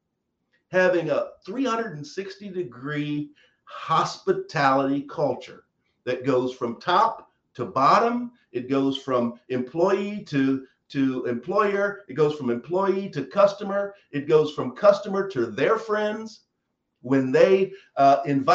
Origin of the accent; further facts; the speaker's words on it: Eminence, Kentucky, United States; I'm from the South. I grew up in a small town. My hometown's two stores and a water tank